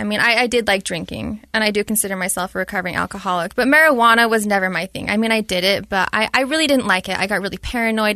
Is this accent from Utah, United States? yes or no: yes; Utah, United States; Born and raised, lived there my entire life, Utah County